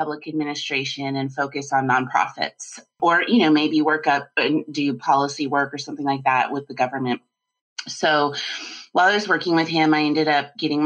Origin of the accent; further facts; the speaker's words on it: Colorado, United States; I grew up in Colorado